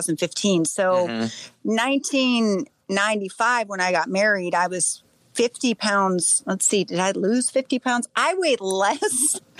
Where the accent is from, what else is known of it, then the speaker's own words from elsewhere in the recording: Salem, Ohio, United States; I'm actually from Salem.